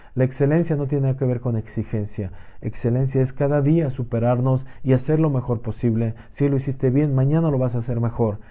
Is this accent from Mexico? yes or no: yes; Mexico; como mexicano, el poder representar a tu país